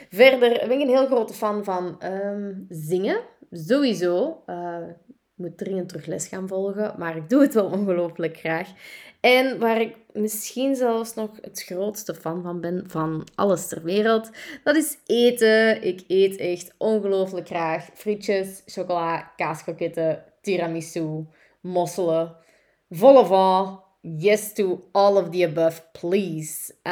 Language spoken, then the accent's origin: Dutch; Turnhout, Antwerp, Belgium; accent: Kempen; now in Deurne, Belgium; Eh, ik ben oorspronkelijk van de Kempen. Ik ben eh, geboren en getogen in Turnhout, maar ik ben ondertussen wel afgezakt naar Antwerpen, naar Deurne om precies te zijn.